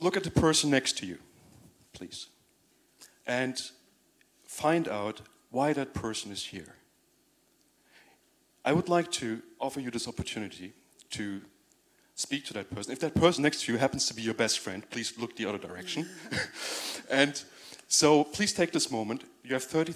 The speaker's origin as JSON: {"language": "English", "country": "Germany", "also_born_or_lived": "Turkey", "accent": "German", "moved": "yes", "lives_now": "London, United Kingdom", "said": "My accent is German"}